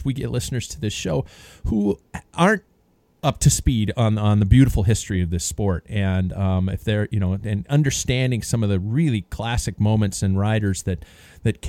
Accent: United States; as an American

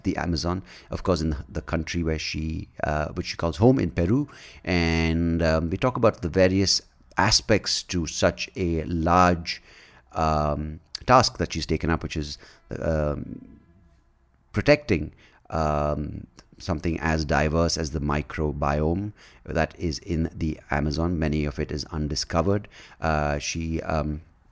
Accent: India; me being from India

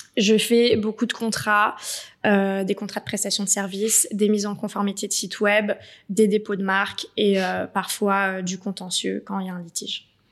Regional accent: Paris, Île-de-France, France; moved away as an adult; now in Marseille, France; je suis parisienne

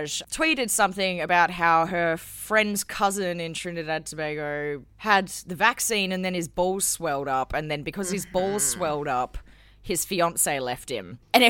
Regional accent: South Australia, Australia; My home state's claim to fame

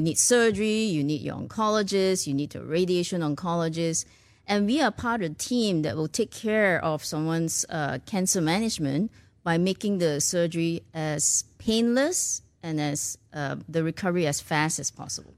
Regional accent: Malaysia; born or raised there; moved away as an adult; also born or lived in Ireland / United States / Singapore; now in Houston, United States

